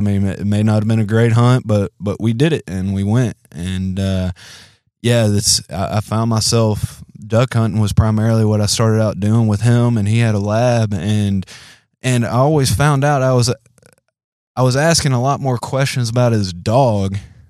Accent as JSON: {"language": "English", "town": "Memphis", "region": "Tennessee", "country": "United States", "tie": "born or raised there", "also_born_or_lived": "Louisiana", "said": "Born and raised in Memphis, Tennessee. Got a bunch of family down in Louisiana."}